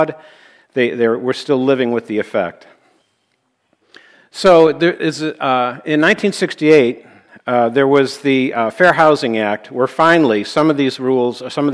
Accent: Buffalo, New York, United States; We grew up in Buffalo, New York

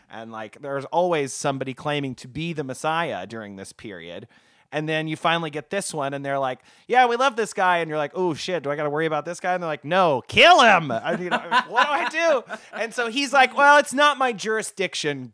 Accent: Oklahoma, United States; I'm from Oklahoma

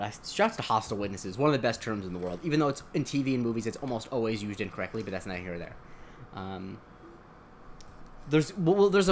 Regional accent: Punta Gorda, Florida, United States; my hometown in Florida, Punta Gorda, Florida

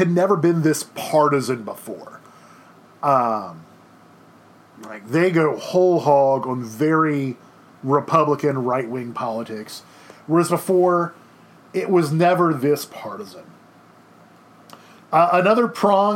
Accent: Baton Rouge, Louisiana, United States; I grew up in Baton Rouge.

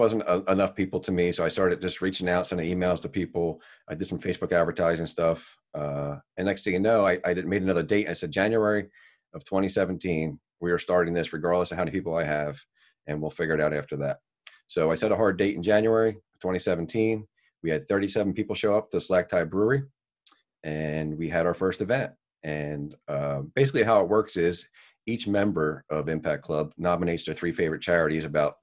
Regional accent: Dennis Township, New Jersey, United States; I was born and raised in Dennis Township. I grew up in South Seaville, now reside in South Dennis my entire life

